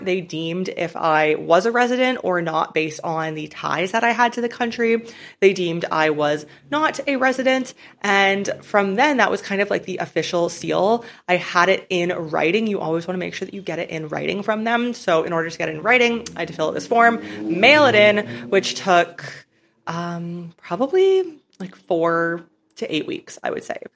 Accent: Canada; moved away as an adult; I'm from Canada, so I really don't plan on ever living in Canada again

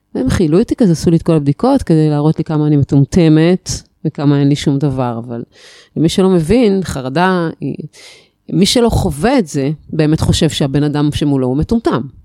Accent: Haifa, Haifa District, Israel; born or raised there; now in Atlit, Israel

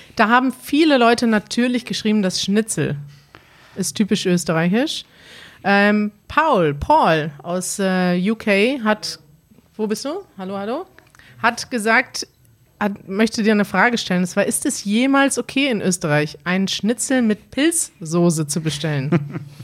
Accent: Germany; wir kommen aus Deutschland

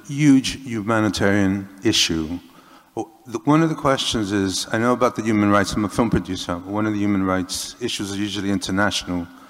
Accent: Puerto Rico; moved away as an adult; now in England; I'm from Puerto Rico.

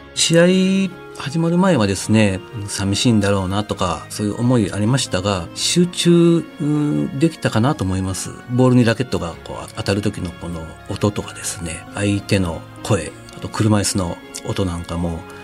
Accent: Gifu, Japan; also born or lived in Aichi Prefecture; 地元の岐阜県のスポーツ科学センター

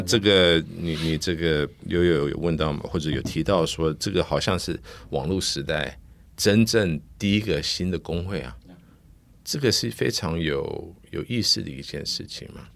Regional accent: United States; Chinese is a second language; now in Taiwan; 因为我在美国成长的，所以我，我的英文到现在还是比我中文好

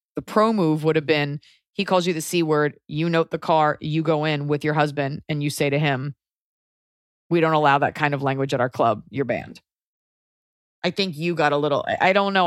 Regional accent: United States; now in Los Angeles, United States; being an American

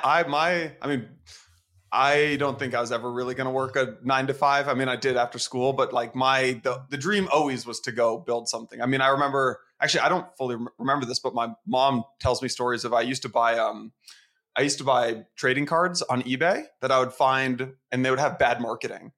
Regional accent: San Francisco, California, United States; moved away as an adult; also born or lived in Atlanta; now in New York, United States; I'm from San Francisco

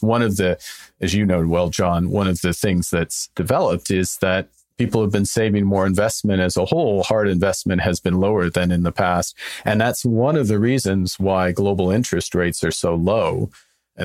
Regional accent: Canada; I'm Canadian.

